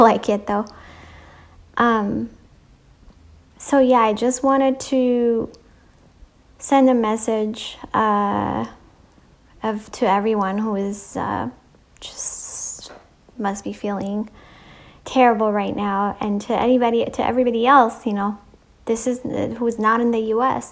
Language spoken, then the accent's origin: English; Ethiopia; moved away; I grew up in Ethiopia